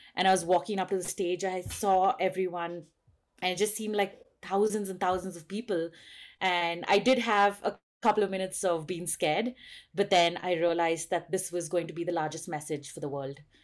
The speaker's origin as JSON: {"language": "English", "area": "Western Ghats", "region": "South India", "country": "India", "also_born_or_lived": "Bangalore, India", "said": "I live at seven thousand feet in the western ghats of South India"}